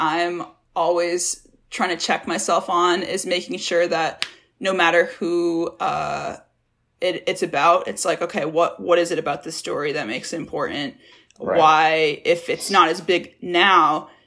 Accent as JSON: {"language": "English", "region": "Massachusetts", "country": "United States", "tie": "born or raised there", "said": "I grew up in Massachusetts"}